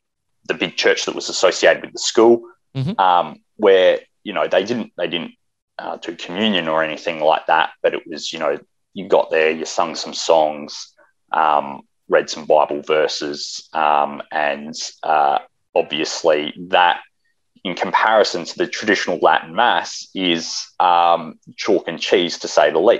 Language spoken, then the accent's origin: English; South Australia, Australia; growing up in South Australia, though, there is not a large traditional Catholic community